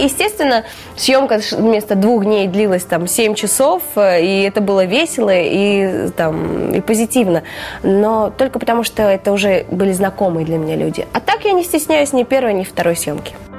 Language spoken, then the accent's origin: Russian; Yakutia, Sakha Republic, Russia; also born or lived in Kazakhstan; now in Moscow, Russia; Я родом из Казахстана, и, собственно, вся моя семья а, родились там, и они там до сих пор живут, но выросла я в Якутии